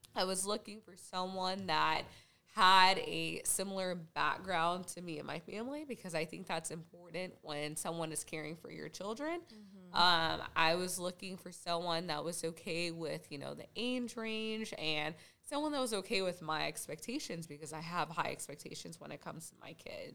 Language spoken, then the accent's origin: English; Junction City, Kansas, United States; I was born and raised in Junction City, Kansas.